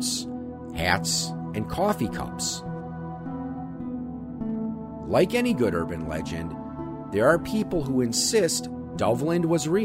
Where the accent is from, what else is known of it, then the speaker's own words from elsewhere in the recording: Wisconsin, United States; here in my home state of Wisconsin